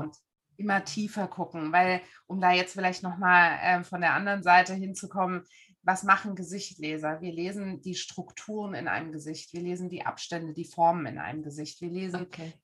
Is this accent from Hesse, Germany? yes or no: yes; Frankfurt am Main, Hesse, Germany; moved away as an adult; now in Dresden, Germany; Ich komme eigentlich aus Frankfurt am Main. Da bin ich groß geworden